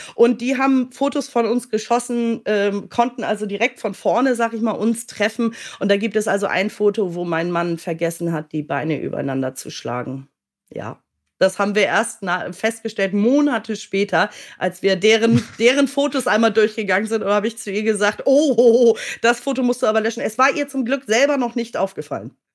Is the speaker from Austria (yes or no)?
no; Hamburg, Germany; moved away as an adult; also born or lived in United Kingdom; ich komme ja gebürtig aus Hamburg